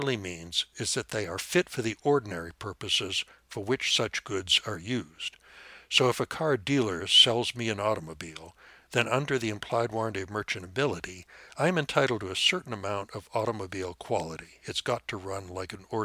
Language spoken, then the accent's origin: English; Montana, United States; my home state of Montana